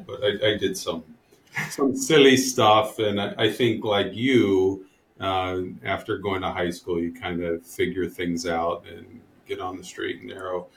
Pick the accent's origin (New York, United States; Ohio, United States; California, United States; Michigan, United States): Ohio, United States; I grew up in in Ohio